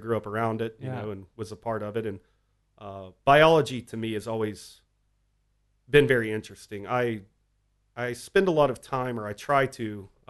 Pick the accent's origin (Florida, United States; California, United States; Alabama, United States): Alabama, United States; Fairhope; now in Austin, United States; he's from my hometown of Fairhope, Alabama.